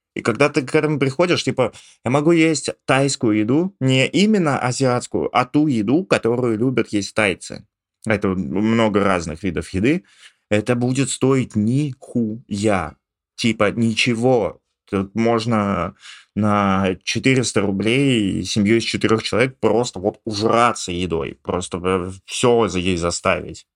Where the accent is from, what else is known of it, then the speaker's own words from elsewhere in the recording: Ivanovo, Ivanovo Oblast, Russia; moved away; я был из Иванова